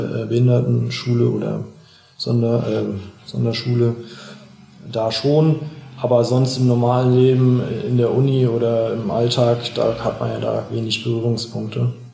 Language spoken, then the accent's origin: German; Schlüchtern, Hesse, Germany; ich bin hier aufgewachsen, ich kenne mich hier aus, meine Freunde sind hier, meine Familie lebt hier noch